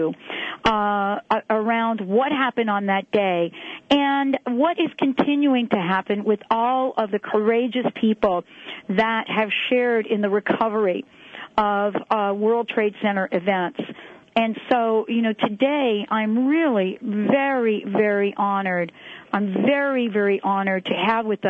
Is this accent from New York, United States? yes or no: yes; New York City, New York, United States; moved away; I am a former New Yorker. As a matter of fact, born in the Bronx, raised in New York, lived there most of my life